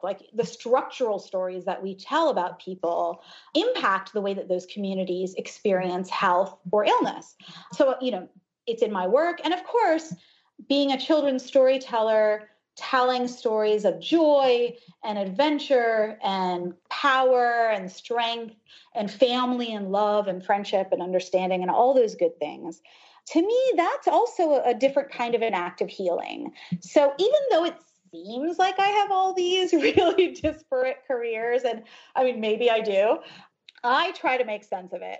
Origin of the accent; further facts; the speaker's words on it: United States; also born or lived in Ohio, United States / New Jersey, United States; I grew up in Ohio and then in New Jersey. My parents are immigrants from India.